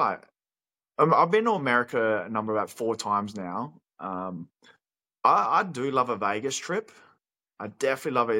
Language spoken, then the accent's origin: English; Australia; if we're an Aussie like us